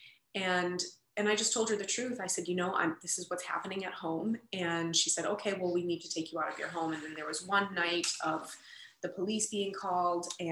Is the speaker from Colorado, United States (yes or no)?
no; Boston, Massachusetts, United States; I grew up in Boston and went into foster care around age 13